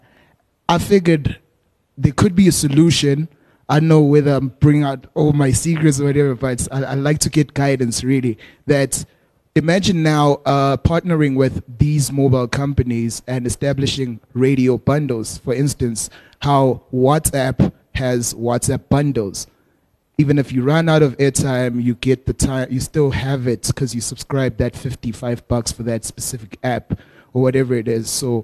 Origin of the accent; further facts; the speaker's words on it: Eswatini; now in South Africa; I'm from Swaziland